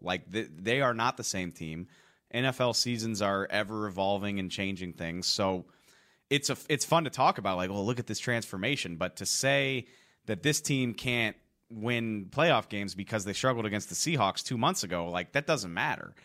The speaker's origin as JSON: {"language": "English", "town": "New Orleans", "region": "Louisiana", "country": "United States", "moved": "yes", "said": "I'm from New Orleans"}